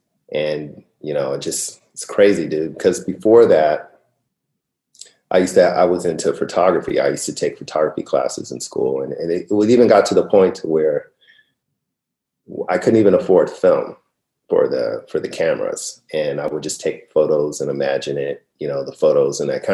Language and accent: English; California, United States; also born or lived in Vallejo / San Fernando Valley; I was born in Vallejo, California, and grew up in, and then, well, you want to get the quick story? So I was born in Vallejo, spent a little bit of time in the Bay Area, Richmond, Oakland area, then moved down to the San Fernando Valley